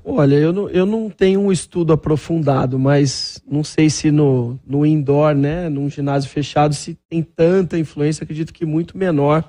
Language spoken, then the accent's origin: Portuguese; Franca, São Paulo, Brazil; eu sou natural de Franca